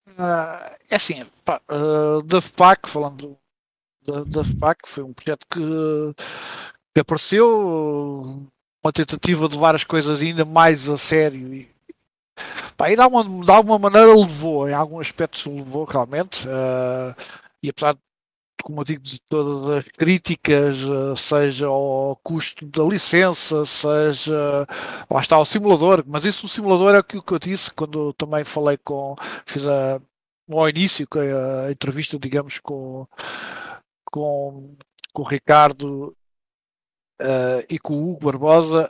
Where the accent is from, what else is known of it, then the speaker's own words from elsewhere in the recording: Mafra, Lisbon, Portugal; eu também sou de Mafra